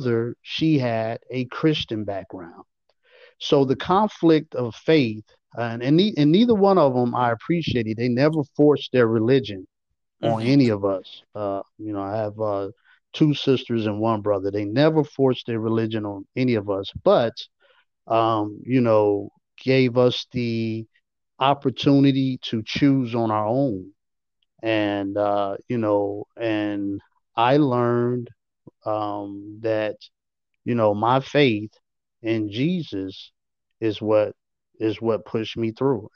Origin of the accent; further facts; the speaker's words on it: Chicago, Illinois, United States; moved away as an adult; also born or lived in Arkansas; now in Atlanta, United States; growing up in Chicago, with all of the violence